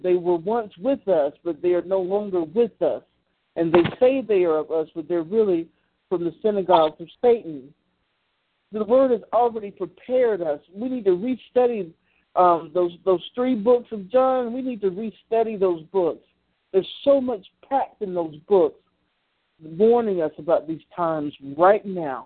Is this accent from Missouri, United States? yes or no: no; Columbus, Georgia, United States; born or raised there; now in Macon, United States